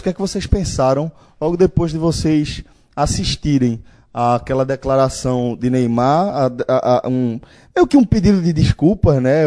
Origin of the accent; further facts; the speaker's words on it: Brazil; nós como latino-americanos, especificamente brasileiros